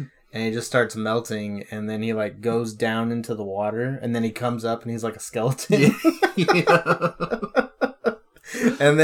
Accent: California, United States; We're from California

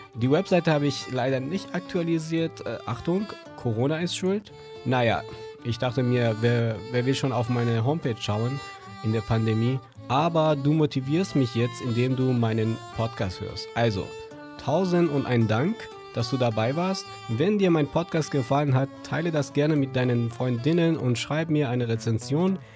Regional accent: Yazd, Yazd Province, Iran; first language Persian; German is a second language; als Iraner oder als Yazdi, der, derjenige, der aus Yazd kommt

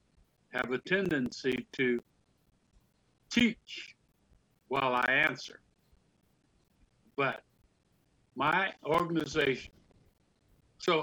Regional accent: Omaha, Nebraska, United States; moved away; my hometown, Omaha, Nebraska, when I moved back in 2006

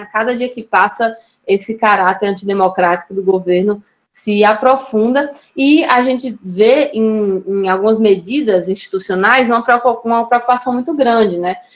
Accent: Natal, Rio Grande do Norte, Brazil; Eu sou de Natal, Rio Grande do Norte

